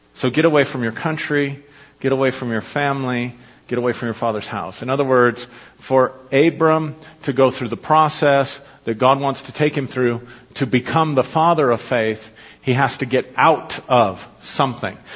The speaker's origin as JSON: {"language": "English", "country": "United States", "said": "I'm an American. It's all I've ever been"}